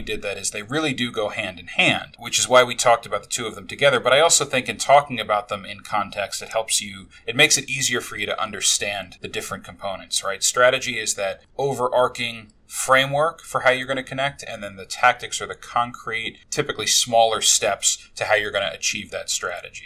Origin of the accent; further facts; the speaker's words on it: New York, United States; now in Tampa, United States; I grew up in New York